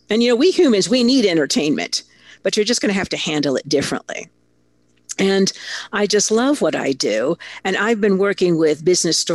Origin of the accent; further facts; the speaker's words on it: Italy; moved away; I grew up in Italy. My father was a big muckety muck uh, corporate executive, and he got a fabulous opportunity. So he moved me, my two sisters, my mother to Italy before I was six. So really, that's where I'm from.